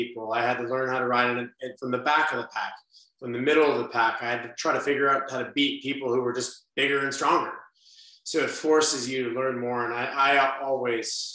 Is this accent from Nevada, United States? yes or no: yes; Las Vegas, Nevada, United States; I'm from Las Vegas